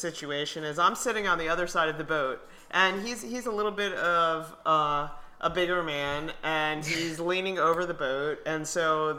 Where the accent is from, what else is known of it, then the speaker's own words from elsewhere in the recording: South Florida, United States; was born in Miami, mm-hmm. and had never done the airboat ride. Mm-hmm. And I grew up in South Florida